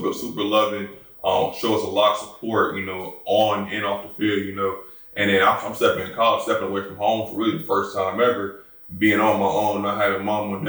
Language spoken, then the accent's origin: English; Newport News, Virginia, United States; I'm originally from Newport News, Virginia